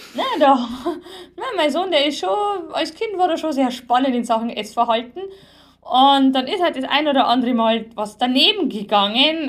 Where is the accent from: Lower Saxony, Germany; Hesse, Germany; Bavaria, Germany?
Bavaria, Germany; bei uns in Bayern